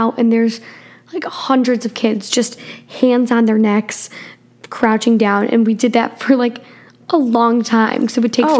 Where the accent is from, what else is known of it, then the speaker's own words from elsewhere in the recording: Midwest, United States; we come from the Midwest. And in the Midwest, there's happens to be tornadoes a bunch.